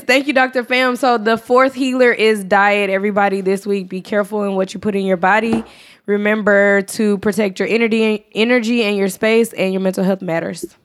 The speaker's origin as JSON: {"language": "English", "region": "Texas", "country": "United States", "moved": "yes", "said": "I'm from Texas"}